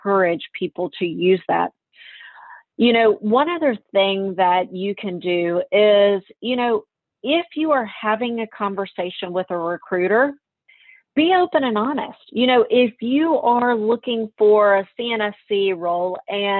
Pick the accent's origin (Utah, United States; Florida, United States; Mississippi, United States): Mississippi, United States; Meridian; I'm from Meridian, Mississippi